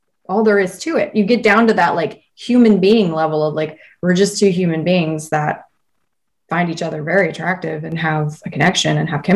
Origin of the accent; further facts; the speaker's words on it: Georgia, United States; moved away; also born or lived in the Carolinas; my hometown